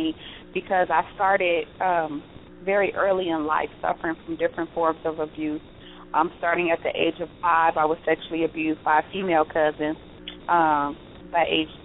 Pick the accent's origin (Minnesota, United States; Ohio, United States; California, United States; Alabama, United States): Ohio, United States; Cleveland; now in Las Vegas, United States; I'm originally from Cleveland, Ohio